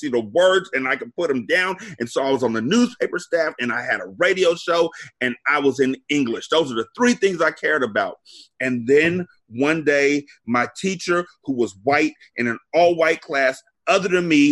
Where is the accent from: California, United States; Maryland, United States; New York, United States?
California, United States; moved away as an adult; I'm from Cali